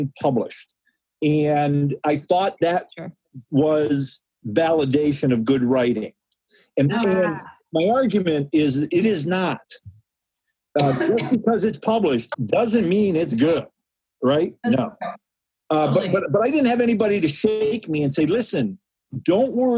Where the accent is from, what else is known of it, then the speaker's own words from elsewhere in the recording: Ann Arbor, Michigan, United States; also born or lived in Saline, Michigan / New York; I grew up in Ann Arbor and Saline